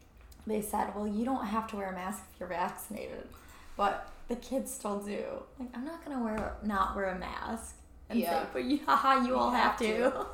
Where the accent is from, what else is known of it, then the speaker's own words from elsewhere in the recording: Michigan, United States; we're all from Michigan